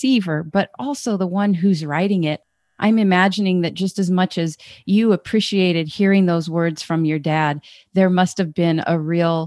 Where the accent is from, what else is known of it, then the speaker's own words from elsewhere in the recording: Fairbanks, Alaska, United States; moved away; even though I was born and raised in Alaska and love fish, I never fished. My family, we lived in Fairbanks.